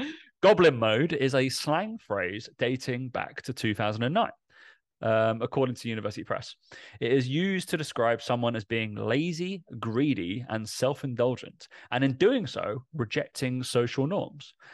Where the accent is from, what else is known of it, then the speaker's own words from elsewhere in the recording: Essex, East of England, United Kingdom; accent: Essex; my Essex accent comes out every now and again